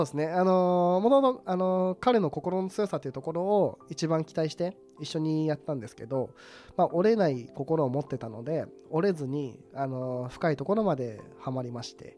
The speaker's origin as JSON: {"language": "Japanese", "region": "Tottori", "country": "Japan", "tie": "born or raised there", "moved": "yes", "said": "私がその鳥取県という、あの、人口四十七位"}